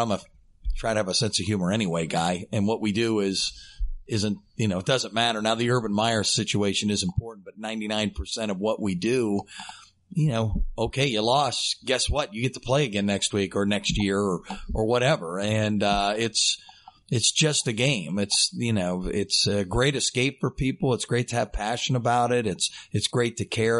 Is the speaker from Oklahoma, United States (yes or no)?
no; Dayton, Ohio, United States; from right here in Dayton, born and raised in Dayton, Ohio